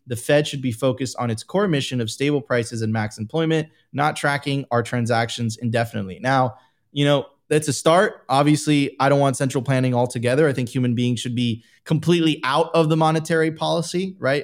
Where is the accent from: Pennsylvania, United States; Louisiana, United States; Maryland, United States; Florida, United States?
Florida, United States; Miami Beach; born or raised there